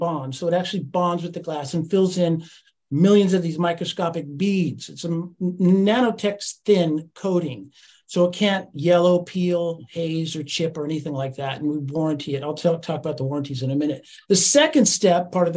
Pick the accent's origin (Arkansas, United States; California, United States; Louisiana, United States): California, United States; Monterey area; now in Santa Cruz, United States; I grew up in Marina and then Pacific Grove and Monterey and Carmel and all that. And then moved to Santa Cruz up where Chris is